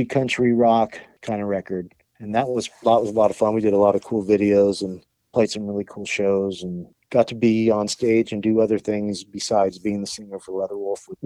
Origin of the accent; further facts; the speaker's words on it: Huntington Beach, California, United States; I'm from Huntington Beach and it was the library I grew up